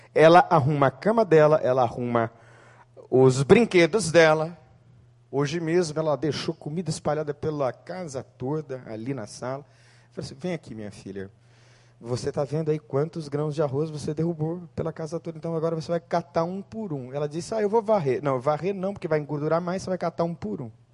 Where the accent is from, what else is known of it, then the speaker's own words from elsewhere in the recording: Santo André, São Paulo, Brazil; na cidade de Santo André, na rua Porto Alegre, número 450